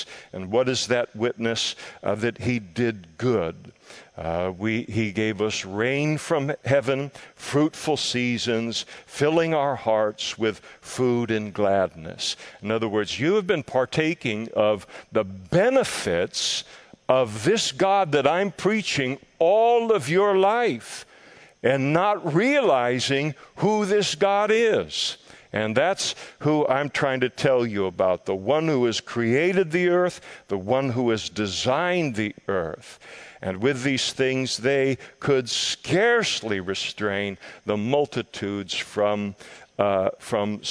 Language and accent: English; Scotland, United Kingdom; I am a Scot. Incurably a Scot.